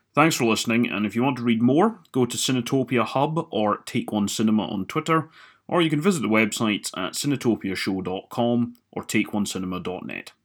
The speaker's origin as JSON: {"language": "English", "town": "Dundee", "region": "Scotland", "country": "United Kingdom", "tie": "born or raised there", "said": "I'm from Dundee"}